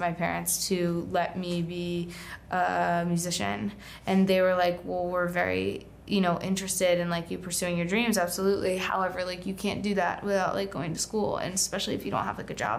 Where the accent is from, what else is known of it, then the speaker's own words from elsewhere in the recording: Charlotte, North Carolina, United States; moved away; I grew up in North Carolina